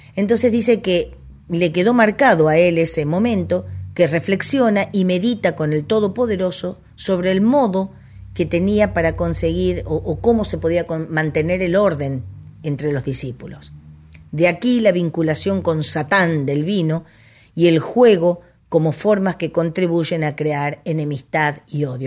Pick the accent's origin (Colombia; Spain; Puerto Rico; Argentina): Argentina; somos muy argentinos